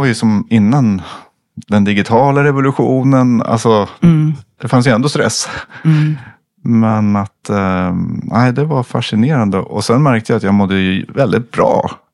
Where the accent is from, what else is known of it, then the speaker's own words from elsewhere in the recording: Sweden; jag som svensk kommer från min kultur